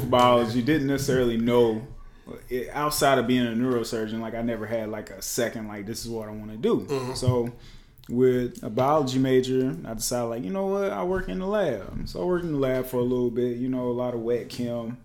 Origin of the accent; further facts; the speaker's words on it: Lancaster, South Carolina, United States; I come from Lancaster, South Carolina. I'm just a country boy